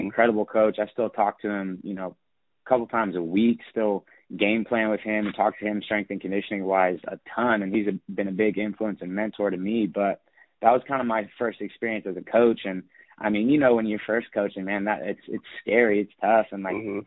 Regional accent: Sacramento, California, United States; born and raised in Sacramento, California.

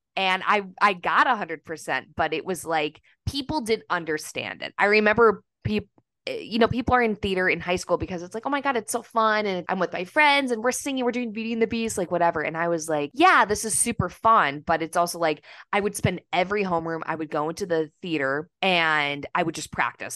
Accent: Minnesota, United States; I'm from Minnesota

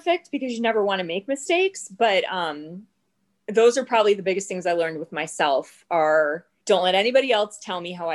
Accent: Jacksonville, Florida, United States; I was born and raised in Jacksonville

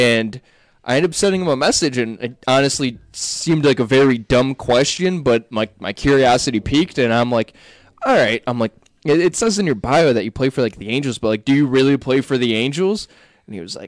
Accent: Cleveland, Ohio, United States; we're all from Cleveland here

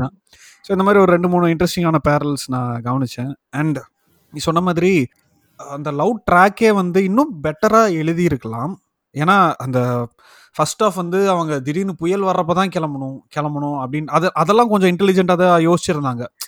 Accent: Palani, Tamil Nadu, India; பழனியில் பிறந்து வளர்ந்தேன்

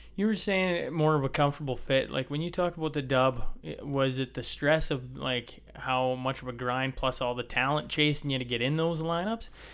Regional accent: Lloydminster, Canada; also born or lived in Hillmond; I grew up just outside of Lloyd

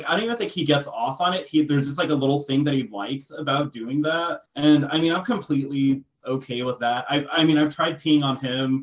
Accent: Texas, United States; moved away; I'm from Texas, so, you know, cowboy is very much a thing there as well

